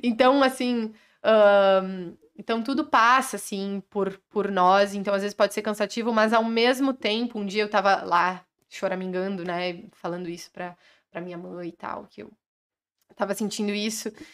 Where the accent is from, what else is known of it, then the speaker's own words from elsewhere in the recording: Carlos Barbosa, Rio Grande do Sul, Brazil; sou de Carlos Barbosa, no Rio Grande do Sul